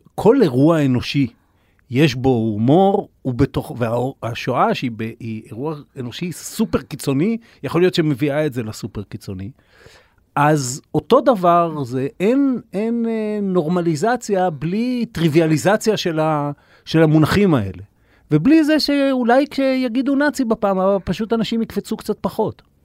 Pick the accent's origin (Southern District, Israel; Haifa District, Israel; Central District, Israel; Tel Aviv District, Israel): Haifa District, Israel; Kiryat Bialik; אני גדלתי בקריות, אה, בקריית ביאליק